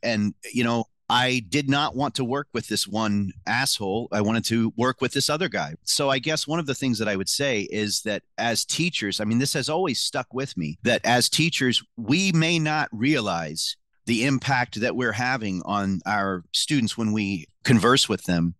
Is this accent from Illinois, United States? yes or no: yes; Mattoon, Illinois, United States; I grew up in Mattoon, Illinois